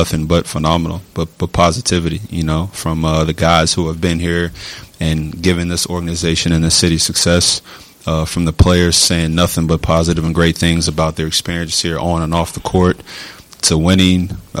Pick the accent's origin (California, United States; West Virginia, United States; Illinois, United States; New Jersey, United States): West Virginia, United States; You know, I grew up in West Virginia pretty much my whole life.